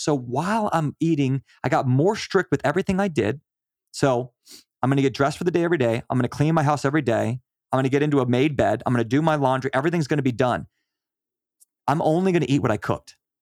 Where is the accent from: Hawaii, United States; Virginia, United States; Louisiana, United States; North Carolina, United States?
Virginia, United States; We are from Virginia